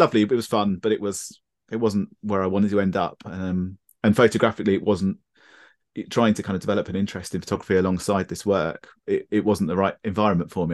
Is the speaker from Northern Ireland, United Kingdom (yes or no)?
no; Brighton, South East England, United Kingdom; I grew up in Brighton, uh, which is, which is completely surrounded by the South Downs.